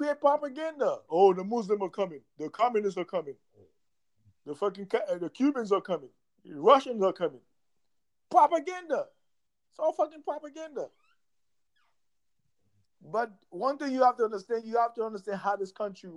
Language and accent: English; Wingate, Tennessee, United States; I'm not African. I'm from Tennessee. I ain't African. I'm from Wingate, Tennessee